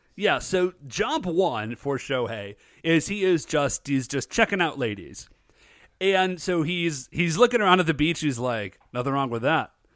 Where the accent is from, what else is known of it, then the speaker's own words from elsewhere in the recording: United States; I'm an American, chuckleheads. I was weaned on Coca-Cola